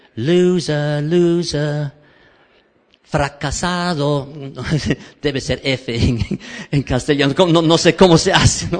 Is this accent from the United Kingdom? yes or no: yes; Cambridge, East of England, United Kingdom; Spanish is a second language; moved away as an adult; also born or lived in Peru; nací aquí en Cambridge